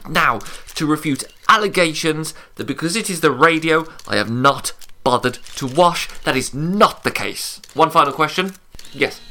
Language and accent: English; Birmingham, West Midlands, United Kingdom; I am from Birmingham